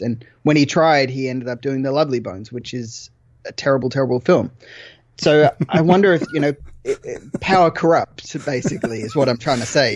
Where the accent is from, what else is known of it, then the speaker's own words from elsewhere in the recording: Australia; I'm Australian.